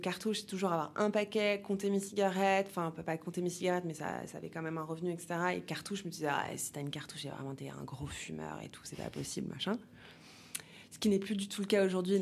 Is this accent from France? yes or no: yes; Paris, Île-de-France, France; J'ai grandi à Paris